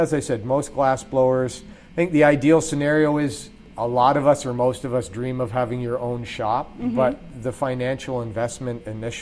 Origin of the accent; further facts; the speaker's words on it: Burlington, Ontario, Canada; I grew up in Burlington, but all my family going back, I think about five generations, something like that, is from the Burlington-Hamilton area.